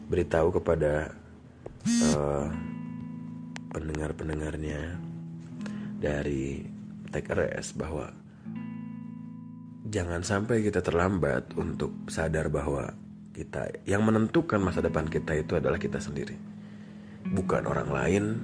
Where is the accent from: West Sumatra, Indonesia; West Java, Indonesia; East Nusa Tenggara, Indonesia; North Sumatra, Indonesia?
West Java, Indonesia; Bandung; saya lahir di Bandung dari saya sekolah semua di Bandung TK sampai saya universitas juga ada part di Bandung ya semua